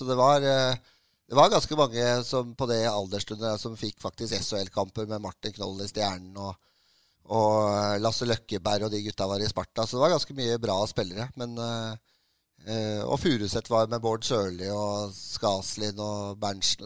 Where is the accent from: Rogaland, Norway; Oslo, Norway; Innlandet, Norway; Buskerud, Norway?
Oslo, Norway; jeg er fra Romsås. Uh, så det er eh, fra en drabantby i Oslo